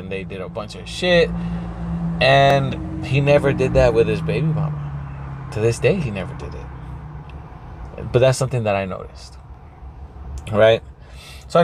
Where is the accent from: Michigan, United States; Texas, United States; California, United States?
California, United States; Pico; in my hometown, like, if I go to Pico and I see people from high school